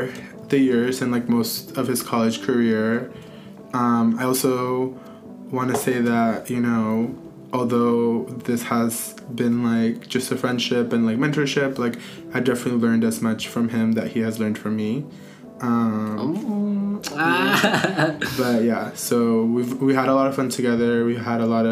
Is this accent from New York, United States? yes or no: no; Stockton, California, United States; moved away as an adult; now in Berkeley, United States; I come from Stockton, California, which is a small town in rural